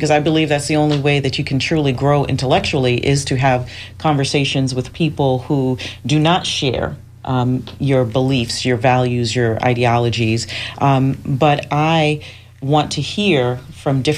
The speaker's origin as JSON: {"language": "English", "town": "New York City", "region": "New York", "country": "United States", "moved": "yes", "lives_now": "Tampa, United States", "said": "I am originally from the Bronx, New York. I'm a city girl from the hood"}